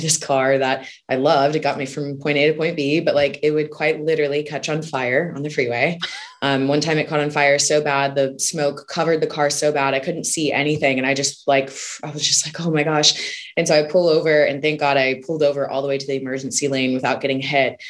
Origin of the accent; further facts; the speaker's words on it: Houston, Texas, United States; I grew up in Houston, Texas.